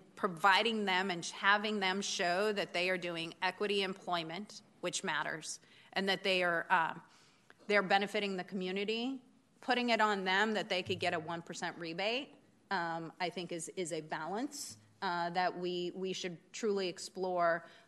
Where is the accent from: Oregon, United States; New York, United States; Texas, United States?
Oregon, United States; moved away; I grew up in Oregon